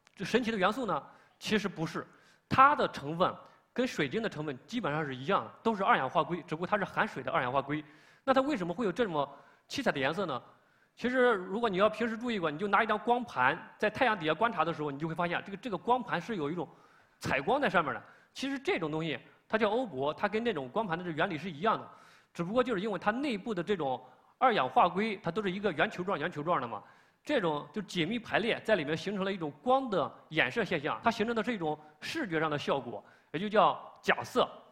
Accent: China; 我们中国人

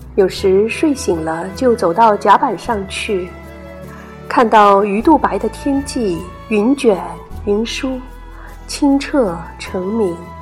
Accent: Zhoushan, Zhejiang, China; 来自东海之滨的一个千岛之城。童年时光常在海边半山上的奶奶家度过

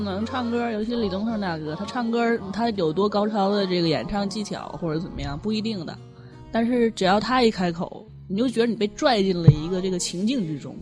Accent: Northeast China, China; accent: Northeastern dialect; 咱东北方言里边一词儿

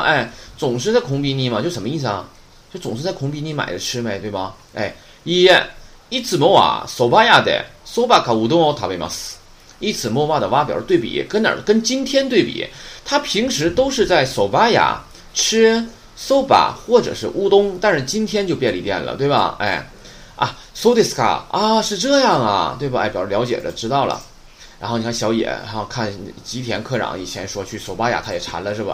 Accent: Northeast China, China; accent: Northeastern Mandarin; 我是东北话授课

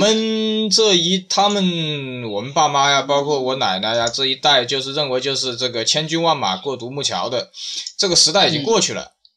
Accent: China; 我们中国人

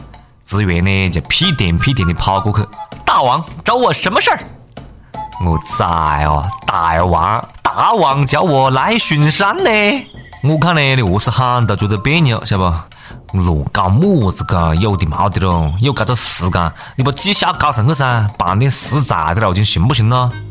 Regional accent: China; 我感觉吉尼斯记录啊，就是为了我们中国人搞的，赚的呀都是中国人的钱。

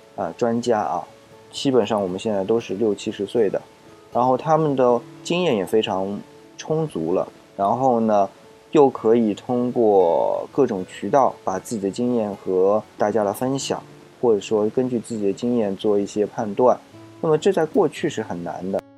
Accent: China; 我们中国人，特别是中国人啊

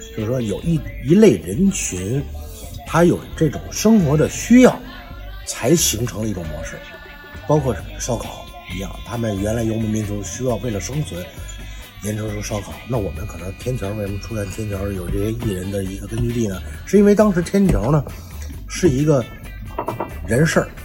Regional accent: Beijing, China; accent: Beijing accent; 我们是北京人

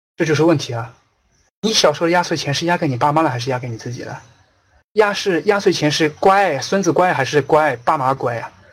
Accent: China; 我们中国人

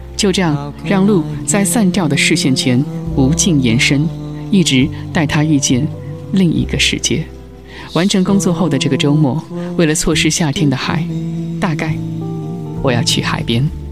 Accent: inland China, China; 我自己是在内地长大的人

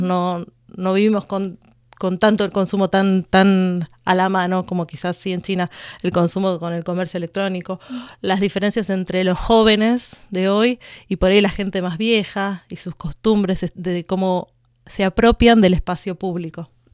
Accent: Buenos Aires, Argentina

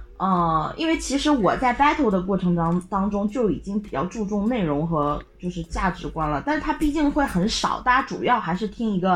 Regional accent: China; 我们中国人玩了这个说唱了以后，

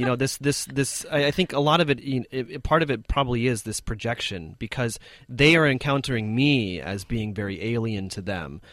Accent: United States; moved away as an adult; now in China; I'm from America

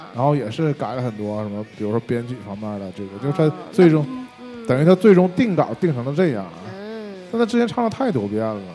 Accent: China; 我们作为我们中国人

